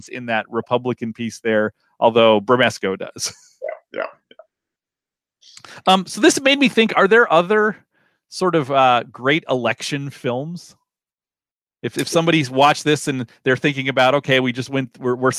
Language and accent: English; Midwest, United States; as a Midwesterner